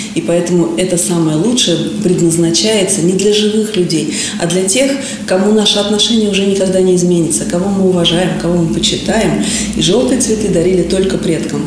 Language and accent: Russian; Moscow, Russia; мы россияне, мы москвичи